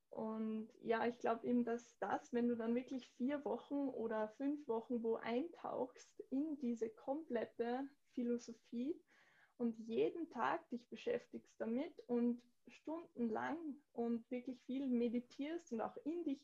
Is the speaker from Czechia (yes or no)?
no; Austria; den Yoga einfach in einem Kontext der anders interpretiert wird, oft als zum Beispiel bei uns in Österreich.